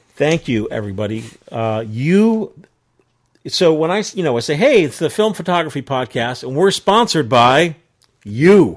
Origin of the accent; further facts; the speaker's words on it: New York area, United States; John and I grew up in the New York area